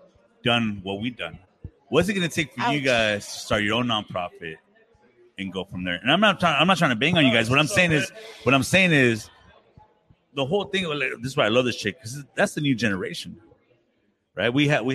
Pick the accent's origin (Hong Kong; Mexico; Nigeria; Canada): Mexico; Oaxaca; I'm from Oaxaca.